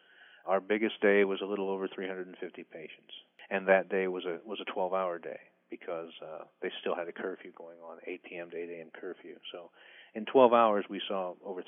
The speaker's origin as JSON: {"language": "English", "region": "Midwest", "country": "United States", "tie": "born or raised there", "said": "Well, I grew up in the Midwest, so we'd have a tornado and two or three houses out of a neighborhood would be destroyed and lives would be ruined."}